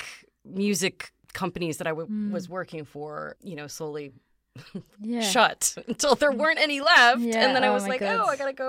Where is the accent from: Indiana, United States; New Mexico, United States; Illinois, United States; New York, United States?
Illinois, United States; Chicago; I'm originally from the Chicago area.